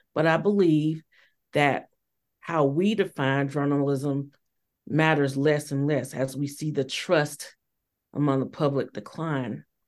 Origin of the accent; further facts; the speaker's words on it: Georgia, United States; moved away as an adult; when I got back to my home state of Georgia in 2016